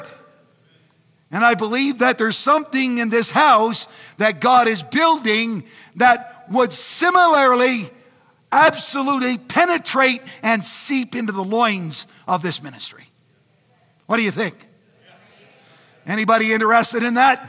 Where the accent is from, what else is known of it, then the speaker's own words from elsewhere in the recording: Canada; I'm Canadian